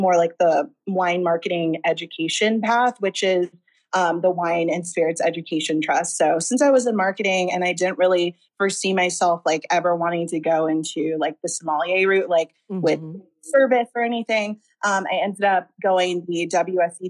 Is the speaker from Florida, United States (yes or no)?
yes; Tampa, Florida, United States; moved away as an adult; now in Los Angeles, United States; I'm from Florida, Tampa, Florida, born and raised